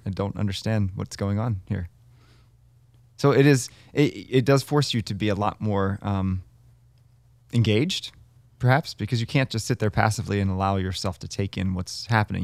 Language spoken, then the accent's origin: English; Baltimore, Maryland, United States; growing up in Baltimore, we had some wacky, wacky masses